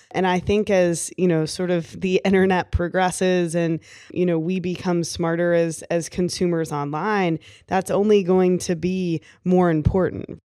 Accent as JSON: {"language": "English", "region": "Kentucky", "country": "United States", "said": "I was from Kentucky"}